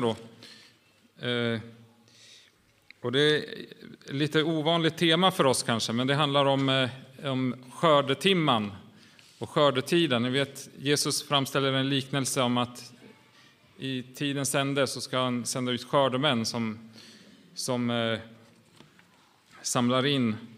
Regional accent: Åland Islands; vi kommer ju från Åland

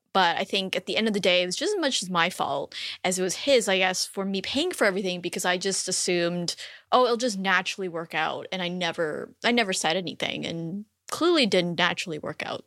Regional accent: Canada; moved away as an adult; now in United States; I'm actually Canadian, and so we, when we made the decision to live in the U S

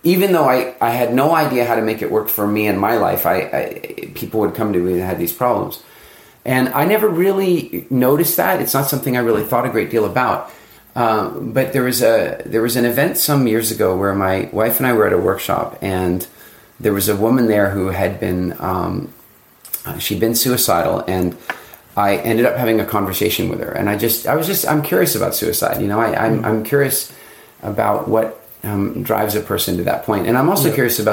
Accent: South Africa; I was born in South Africa. My family's been in South Africa.

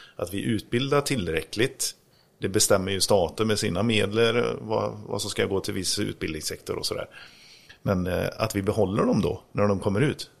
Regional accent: Grästorp, Västra Götaland, Sweden; moved away; Grästorp där jag kommer ifrån

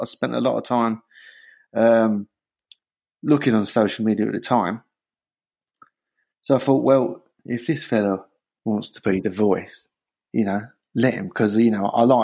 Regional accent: London, United Kingdom; now in Hertfordshire, United Kingdom; I'm from Bethnal Green

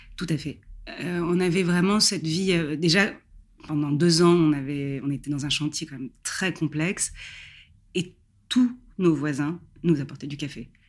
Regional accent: Paris, Île-de-France, France; moved away as an adult; now in Barbizon, France; À la base, je suis parisienne, donc j'ai grandi et je suis née à Paris

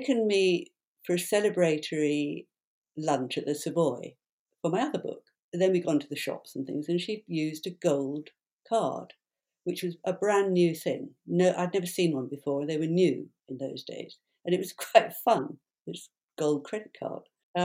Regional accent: London, United Kingdom; I am a Londoner, so I'm back home

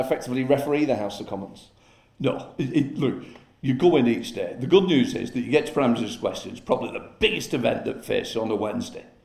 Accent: Chorley, North West England, United Kingdom; I'm a Chorley lad, born and brought up in Chorley

